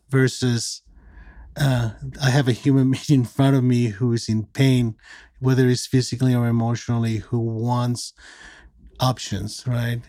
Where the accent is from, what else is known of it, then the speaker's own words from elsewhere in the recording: Mexico; moved away as an adult; also born or lived in California; I'm originally from Mexico. I was born and raised there from a Mexican father and American mother.